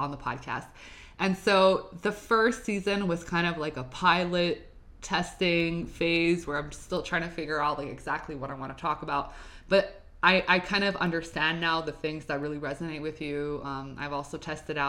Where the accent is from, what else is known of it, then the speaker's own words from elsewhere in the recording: Montreal, Quebec, Canada; I'm from Montreal. I'm filming in Montreal, Canada, you know, Quebec.